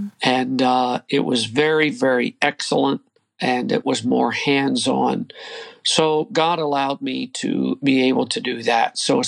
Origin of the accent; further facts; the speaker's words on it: Eastern Ohio, United States; I come from Eastern Ohio. I would give you the name of a town, but the nearest town was 3 miles away. So okay. We were folks living in the country, raised on a farm